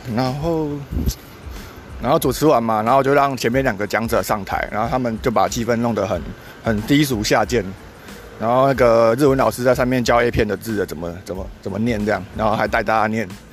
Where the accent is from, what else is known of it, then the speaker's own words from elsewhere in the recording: Kaohsiung, Taiwan; 我自己也是高雄人